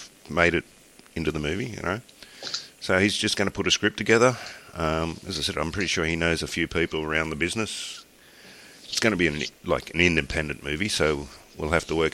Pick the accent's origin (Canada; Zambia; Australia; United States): Australia; I'm Australian